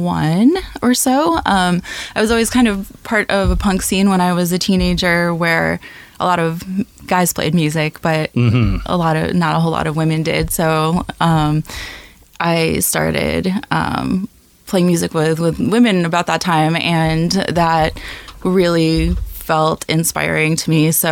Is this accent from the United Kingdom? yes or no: no; outside Buffalo, New York, United States; moved away as an adult; also born or lived in Philadelphia; I grew up outside of Buffalo, New York, in a little town on the Pennsylvania border.